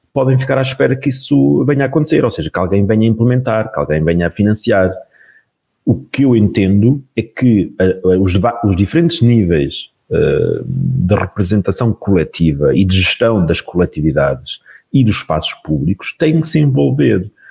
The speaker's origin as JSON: {"language": "Portuguese", "country": "Portugal", "said": "enquanto portugueses"}